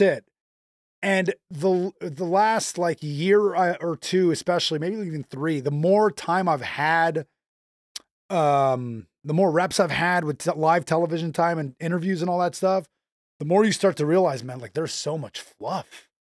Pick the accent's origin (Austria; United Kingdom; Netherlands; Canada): Canada; also born or lived in Montreal; being Canadian